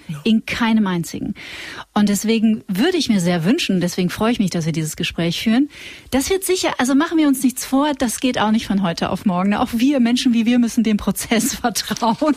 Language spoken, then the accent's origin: German; North Rhine-Westphalia, Germany; ich komme aus Nordrhein-Westfalen